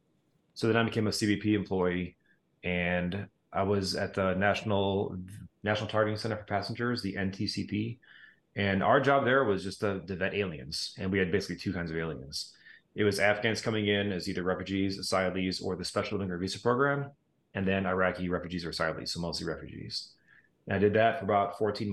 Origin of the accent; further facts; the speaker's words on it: Crete, Illinois, United States; also born or lived in Hazel Crest, Illinois / Joliet, Illinois; So I was born in Hazelcrest, grew up in a little small town called Crete, Illinois